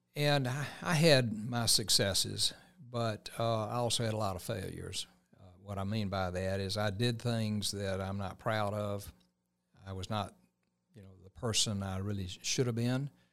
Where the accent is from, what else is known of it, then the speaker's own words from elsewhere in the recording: Columbus, Georgia, United States; Columbus, Georgia is home for me. I moved here, uh, in nineteen fifty-two, nineteen fifty-three as a, a three-year-old